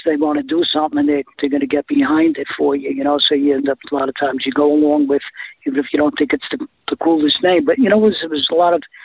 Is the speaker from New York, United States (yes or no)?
yes; New York City, New York, United States; moved away as an adult; growing up in the Bronx in New York